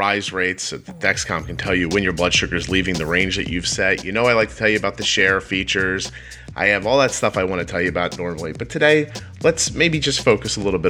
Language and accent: English; Philadelphia, Pennsylvania, United States; moved away; also born or lived in New Jersey; I'm from Philadelphia originally